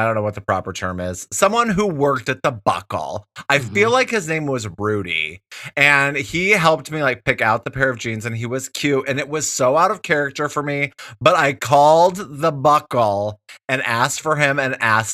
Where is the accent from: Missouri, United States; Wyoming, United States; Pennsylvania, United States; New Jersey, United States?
Wyoming, United States; moved away as an adult; also born or lived in Colorado; I'm from Wyoming originally